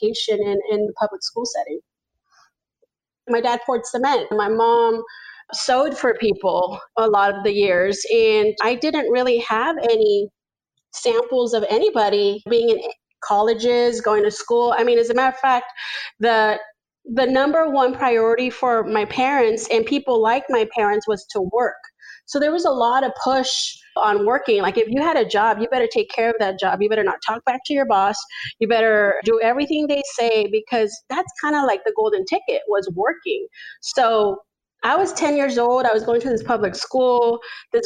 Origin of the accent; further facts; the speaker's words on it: Fremont, California, United States; also born or lived in Zacatecas, Mexico; When I was a kid, growing up in Fremont in a tiny one bedroom